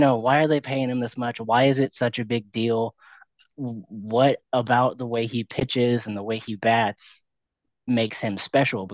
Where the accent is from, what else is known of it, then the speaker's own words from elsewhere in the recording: Houston, Texas, United States; I was born and raised in the Houston area